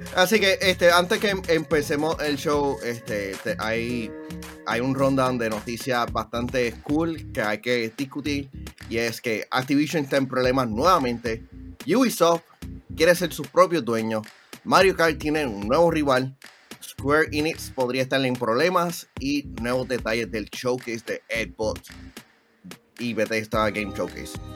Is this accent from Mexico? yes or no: no; Puerto Rico; ser un boricua